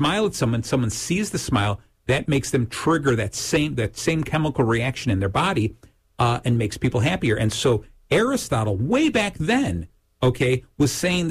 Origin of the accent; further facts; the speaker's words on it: Lake Zurich, Illinois, United States; in Lake Zurich, my hometown, we do an event